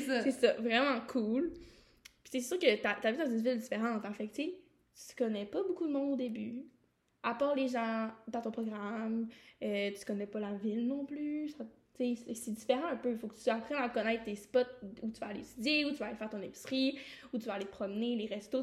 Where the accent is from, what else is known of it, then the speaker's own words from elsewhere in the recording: Quebec, Canada; moved away as an adult; now in Quebec City, Canada; on vient du Saguenay-Saint-Jean.